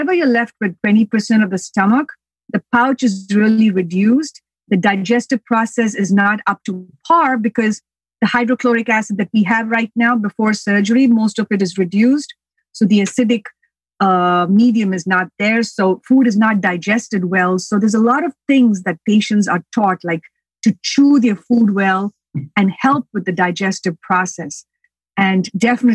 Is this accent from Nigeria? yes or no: no; India; also born or lived in United States; now in Long Island, United States; I was born here, but I went back to India and I grew up there.